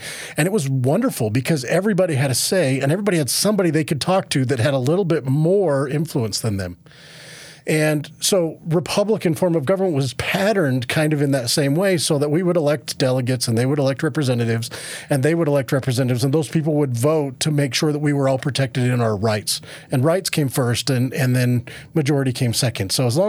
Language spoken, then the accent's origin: English; Moab, Utah, United States; Yeah, so, well, I'm originally from Moab, which I think used to be CD2 when I was born there